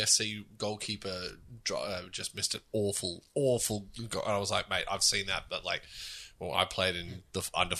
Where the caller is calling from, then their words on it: Spain; first language Spanish; English is a second language; I am in Spain.